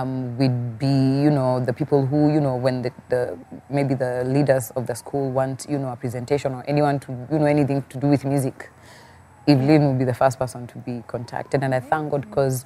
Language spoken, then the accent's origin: English; Machakos, Machakos County, Kenya; Born and raised in Machakos